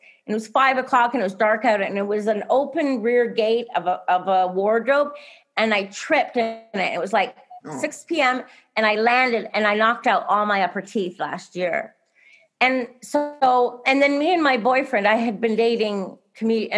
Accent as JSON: {"language": "English", "country": "Canada", "tie": "born or raised there", "moved": "yes", "said": "I grew up in Canada"}